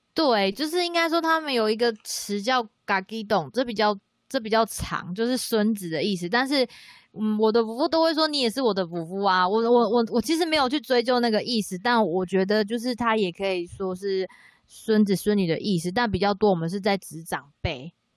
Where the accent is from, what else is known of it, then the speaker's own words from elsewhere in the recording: Kulaljuc community, Pingtung County, Taiwan; 我的话是鼓楼嘛